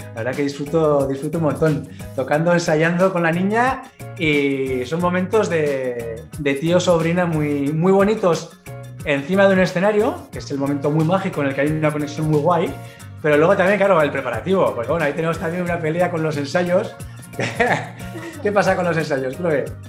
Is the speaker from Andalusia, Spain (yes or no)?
no; Pamplona, Navarre, Spain; No solo estamos en Pamplona, donde somos nacidos en Pamplona